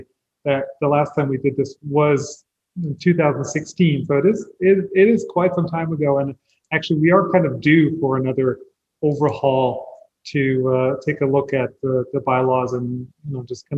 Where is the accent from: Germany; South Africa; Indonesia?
Germany; moved away as an adult; also born or lived in New York; now in Brooklyn, New York, United States; I'm actually originally from Germany